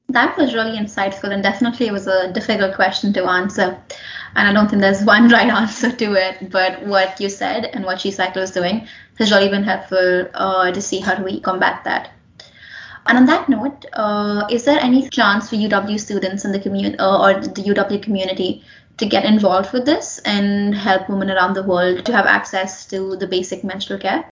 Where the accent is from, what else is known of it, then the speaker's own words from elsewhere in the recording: India; moved away; I've grown up in a developing country. Uh, I'm from India, and we were never taught about menstruation in high school, in middle school